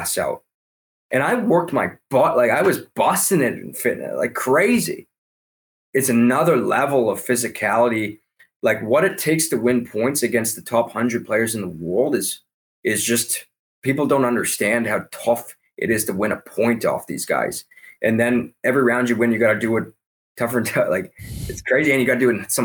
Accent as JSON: {"language": "English", "country": "Canada", "said": "I'm Canadian"}